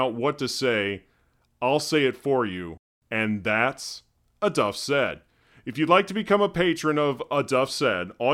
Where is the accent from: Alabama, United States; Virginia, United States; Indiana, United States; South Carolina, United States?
Indiana, United States; Terre Haute; moved away; my hometown of Terre Haute, Indiana